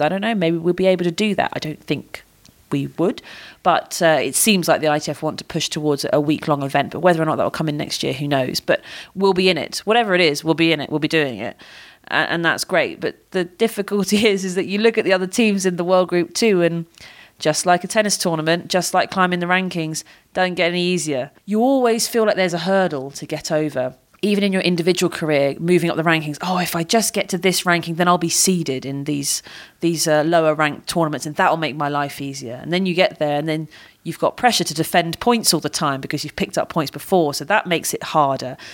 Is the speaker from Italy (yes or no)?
no; United Kingdom; as a Brit.